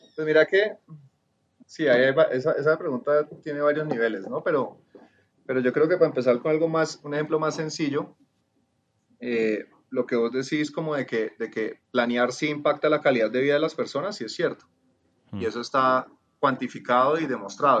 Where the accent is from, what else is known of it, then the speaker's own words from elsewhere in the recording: Cali, Valle del Cauca, Colombia; moved away; also born or lived in California; yo soy de Cali, obviamente por el acento